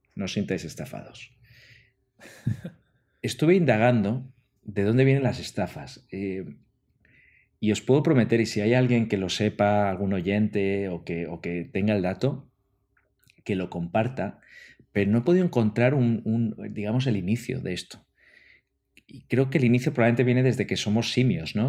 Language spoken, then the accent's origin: Spanish; Spain; los que somos de España